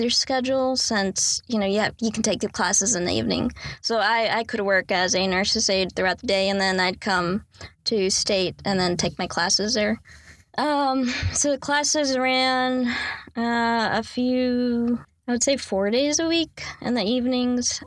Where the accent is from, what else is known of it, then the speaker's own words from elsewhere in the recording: Raleigh, North Carolina, United States; I was born and raised in Raleigh, North Carolina.